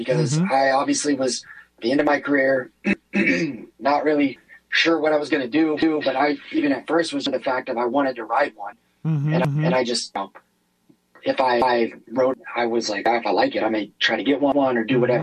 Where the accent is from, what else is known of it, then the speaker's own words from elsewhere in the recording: United States; I'm American through and through